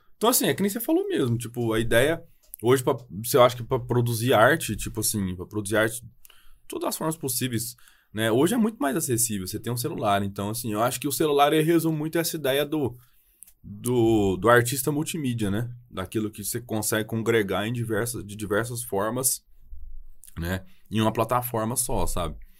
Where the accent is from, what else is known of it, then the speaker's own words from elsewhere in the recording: Ituiutaba, Minas Gerais, Brazil; accent: mineiro; also born or lived in Brasília / Montreal; eu sou mineiro pelo sotaque, eu sou do Triângulo Mineiro